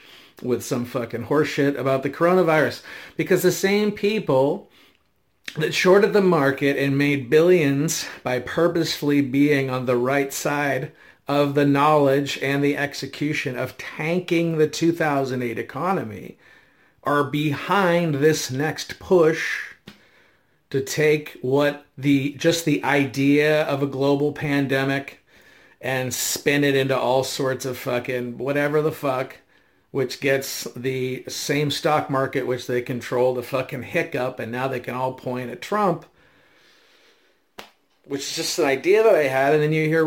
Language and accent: English; United States; as an American, I was born with the unalienable right